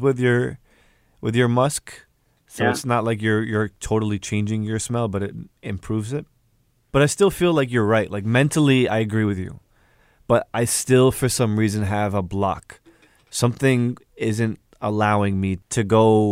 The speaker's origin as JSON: {"language": "English", "country": "United States", "tie": "born or raised there", "said": "my parents, they come from Egypt, but I grew up here in the States"}